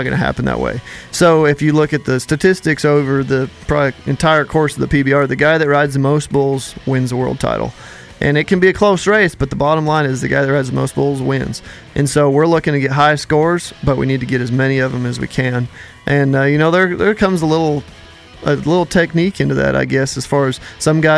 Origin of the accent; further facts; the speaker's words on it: Colorado, United States; I grew up, born and raised in Colorado.